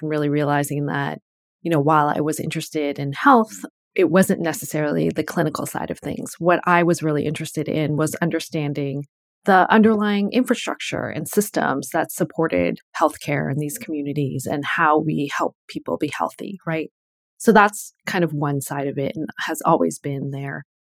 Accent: Connecticut, United States; I grew up in Connecticut

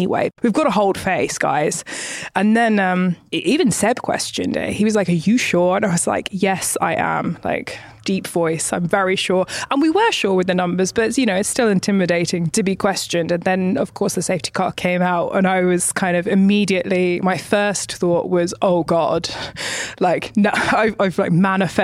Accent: United Kingdom; moved away; being a British woman

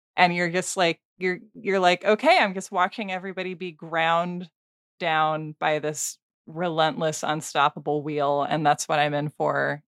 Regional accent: Portland, Oregon, United States; Portland, Oregon, my hometown

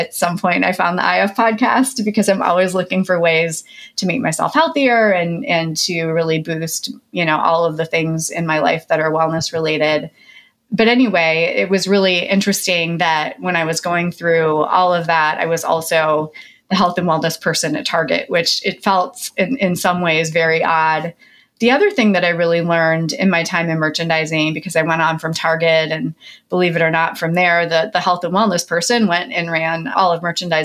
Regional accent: Midwest, United States; I grew up in the Midwest to a very blue collar family of very hardworking people.

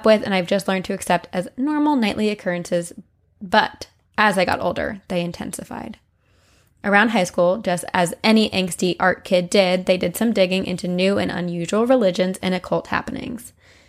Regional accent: Massachusetts, United States; I'm from Massachusetts, and I've always been interested in witchcraft, ghosts, and the occult.

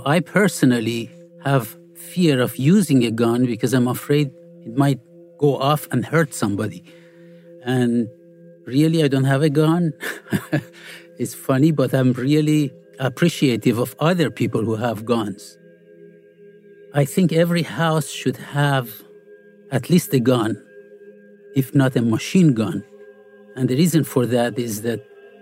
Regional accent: Iran; moved away; I grew up in Iran

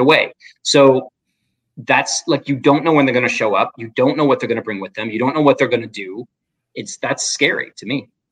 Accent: Midwest, United States; I grew up in the Midwest

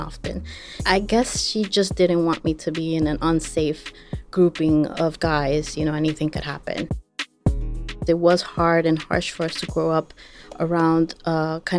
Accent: New York City, New York, United States; also born or lived in Ecuador; I was born in Ecuador, but I grew up in Queens, New York.

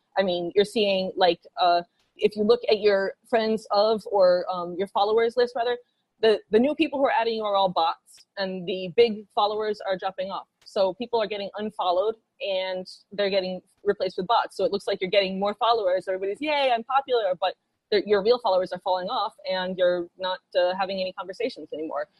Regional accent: New York, United States; I'm from New York. I, New Yorkers have this reputation of being like independent and rebellious

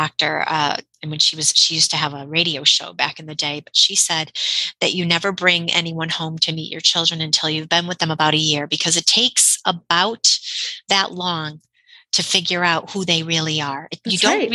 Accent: Connecticut, United States; I'm from Connecticut

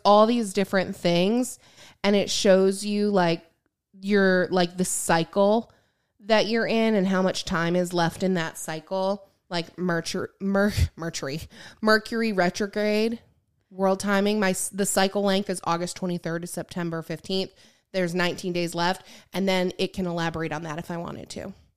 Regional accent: Lake Michigan, southern Michigan, United States; moved away; I grew up on Lake Michigan, and obviously, like, and towards, like, the southern part of Michigan

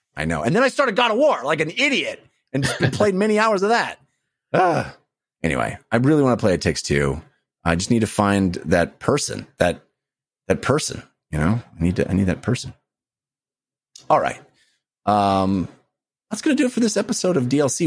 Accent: Bay Area, California, United States; growing up in the Bay Area

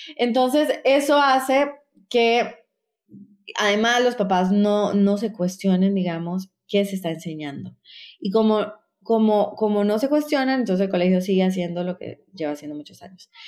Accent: Costa Rica; moved away as an adult; also born or lived in Colombia / New York, United States; now in Peru; yo soy colombiana, crecí en Costa Rica

